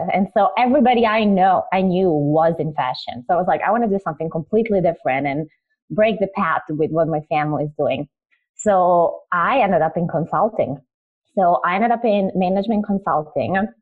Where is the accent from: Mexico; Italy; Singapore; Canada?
Italy; also born or lived in Croatia; I am originally Croatian and I moved to Italy because Croatia was in the middle of a civil war. So I grew up in Italy as a refugee.